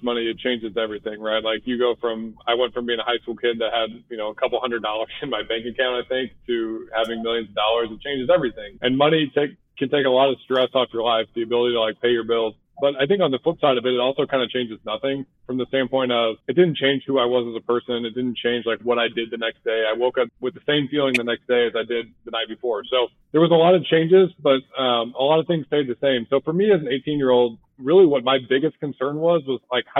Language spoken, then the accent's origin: English; St. Louis, Missouri, United States; I'm from St. Louis, so I grew up a Cardinals fan